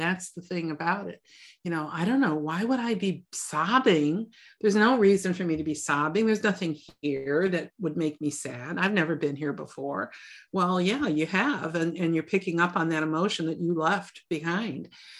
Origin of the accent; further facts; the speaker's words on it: Chicago, Illinois, United States; I was born and raised in Chicago. I mean, you know, spent all my life in the city, and I kept thinking, what am I doing here?